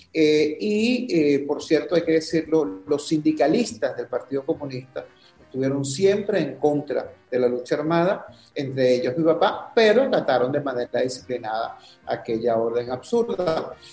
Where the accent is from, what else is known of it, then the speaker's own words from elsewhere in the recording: Caracas, Capital District, Venezuela; also born or lived in Valencia, Venezuela; así es como llegamos a Caracas y así es como llegamos a los Magallanes de Catia